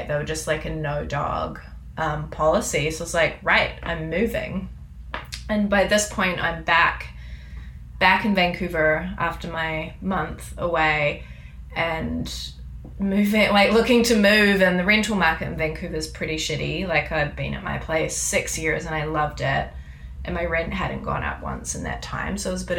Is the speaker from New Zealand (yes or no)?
yes; New Zealand; now in Canada; Like, I come from New Zealand, where if you bring an animal in, they're in quarantine for like 6 to 8 weeks before you can get them, and it's really expensive.